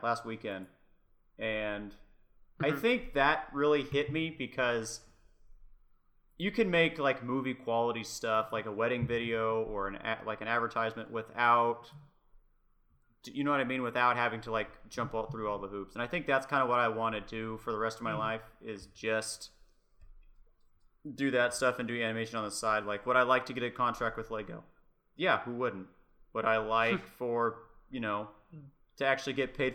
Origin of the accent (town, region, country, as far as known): Kansas, United States; born or raised there